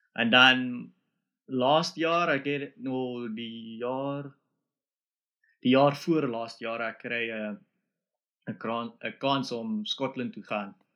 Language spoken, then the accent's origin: Afrikaans; Springs, Gauteng, South Africa; now in Scotland, United Kingdom; ek uh, het groot geword in 'n uh, dorp wat hulle noem Springs. So dit is in Johannesburg